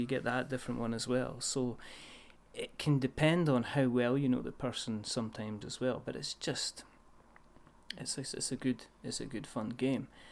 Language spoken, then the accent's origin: English; Scotland, United Kingdom; I'm Scottish